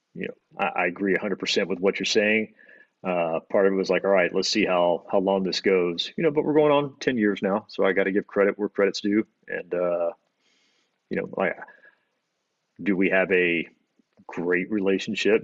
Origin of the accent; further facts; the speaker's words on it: Destin, Florida, United States; also born or lived in Alabama; I was born in Alabama and moved to Florida, uh, Destin, Florida, when I was got three, four, maybe